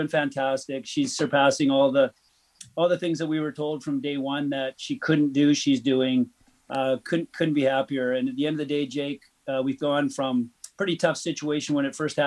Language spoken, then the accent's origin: English; New Westminster, British Columbia, Canada; I grew up in New Westminster as well. Every day of my life, went to high school here